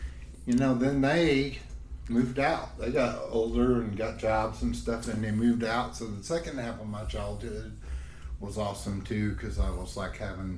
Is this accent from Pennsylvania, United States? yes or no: no; Plano, Texas, United States; also born or lived in McKinney; I grew up in Plano in the 70s